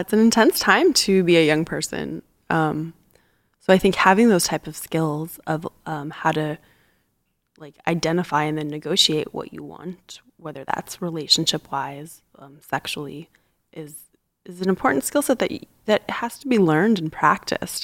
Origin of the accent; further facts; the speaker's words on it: Tucson, Arizona, United States; now in San Francisco, United States; I grew up in Tucson, Arizona